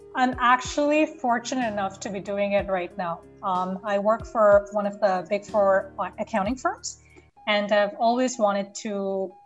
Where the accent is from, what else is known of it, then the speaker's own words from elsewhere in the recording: Bangladesh; moved away as an adult; now in Canada; I was born and brought up in Bangladesh. I moved to Canada about 10 years ago